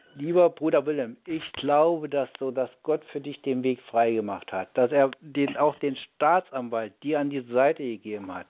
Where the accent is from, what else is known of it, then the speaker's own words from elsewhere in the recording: Germany; also born or lived in Wittenberg; ich bin ja auch in der DDR groß geworden